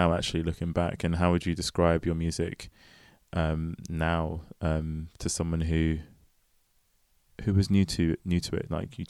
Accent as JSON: {"language": "English", "region": "London", "country": "United Kingdom", "tie": "born or raised there", "said": "But yeah, Forest Hill, which actually is quite different to how it was when I grew up in it."}